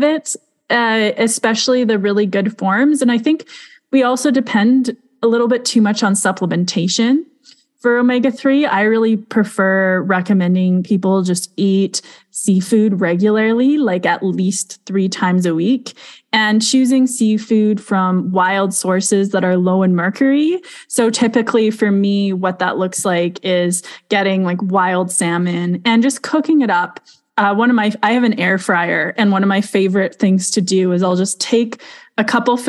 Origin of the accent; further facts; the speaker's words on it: Alberta, Canada; we're both from Alberta